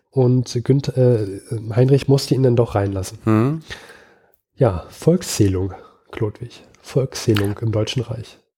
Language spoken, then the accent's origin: German; Switzerland; Ja, ähm, ist ja, kann ich, kann mir ja eigentlich als Schweizer auch egal sein.